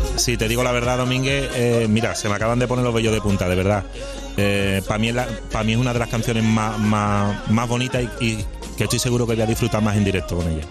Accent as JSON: {"language": "Spanish", "town": "Seville", "region": "Andalusia", "country": "Spain", "said": "mi tierra y, viendo a mi gente"}